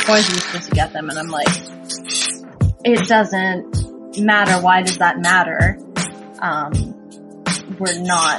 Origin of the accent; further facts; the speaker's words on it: Calgary, Alberta, Canada; I'm from Calgary, Alberta.